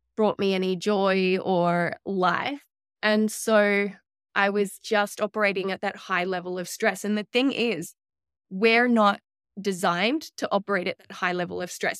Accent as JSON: {"language": "English", "country": "Australia", "also_born_or_lived": "New York", "lives_now": "Sunshine Coast, Australia", "said": "I'm from Australia, but I had no family on the Sunshine Coast"}